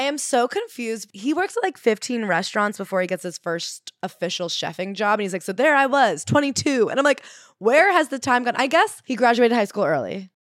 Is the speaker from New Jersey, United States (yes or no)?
yes; New Jersey, United States; I'm from Jersey, which gets shit on, but it is, in fact, the Garden State